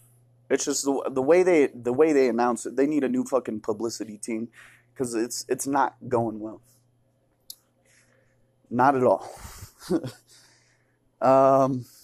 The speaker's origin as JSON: {"language": "English", "town": "Toronto", "region": "Ontario", "country": "Canada", "said": "I was on Degrassi. I'm from Canada. I'm from Toronto. Okay? I'm from Raptor country."}